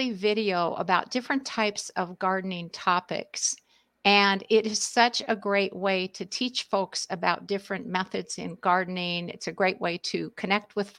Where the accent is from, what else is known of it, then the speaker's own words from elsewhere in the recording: Southern California, United States; moved away; I'm originally from Southern California, as is my husband.